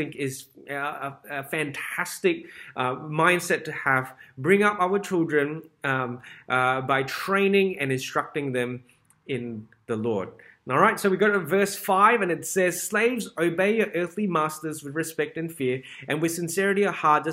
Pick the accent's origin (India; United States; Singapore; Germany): Singapore; growing up in Singapore